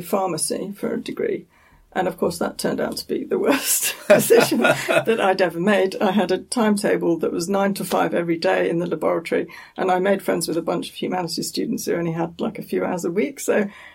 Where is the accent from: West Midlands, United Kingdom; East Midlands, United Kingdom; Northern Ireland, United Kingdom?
East Midlands, United Kingdom; Nottingham; moved away as an adult; also born or lived in London; I'm from Nottingham.